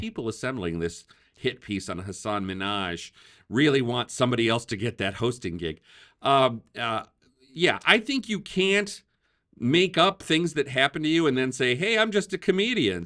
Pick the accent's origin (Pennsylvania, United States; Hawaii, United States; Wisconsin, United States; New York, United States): Wisconsin, United States; I grew up in Wisconsin